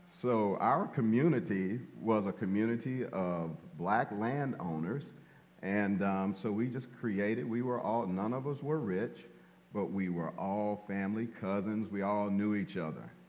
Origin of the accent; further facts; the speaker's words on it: Shreveport, Louisiana, United States; And well, I was born in Shreveport, Louisiana. Oh yeah, Shreveport, Louisiana. I'm a country boy.